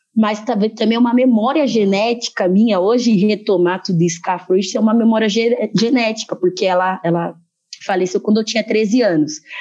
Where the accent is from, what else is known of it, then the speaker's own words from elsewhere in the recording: Brazil; Eu nasci no Brasil